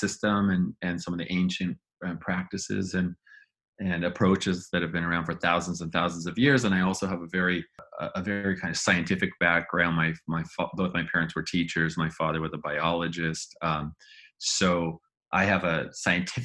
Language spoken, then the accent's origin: English; Northern California, United States; I was growing up in Northern California